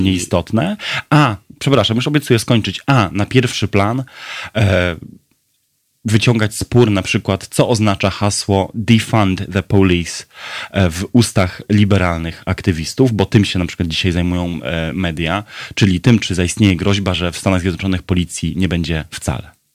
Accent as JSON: {"language": "Polish", "town": "Brzeg", "region": "Opole Voivodeship", "country": "Poland", "tie": "born or raised there", "said": "w Brzegu, w moich rodzinnych stronach"}